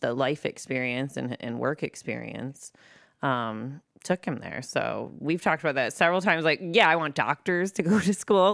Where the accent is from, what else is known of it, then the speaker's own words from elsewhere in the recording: Monroe, Michigan, United States; also born or lived in Lincoln Park, Michigan; I'm from Monroe, Michigan, well, Lincoln Park, Michigan, then Monroe, Michigan